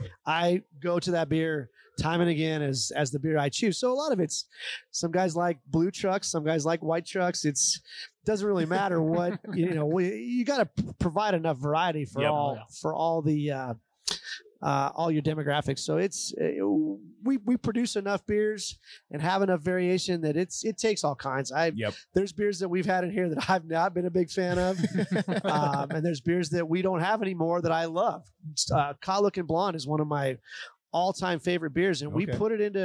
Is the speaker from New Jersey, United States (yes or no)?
no; Sheridan, Wyoming, United States; as a kid growing up in Sheridan, the old Sheridan brewery was on the property where Whitney Commons is now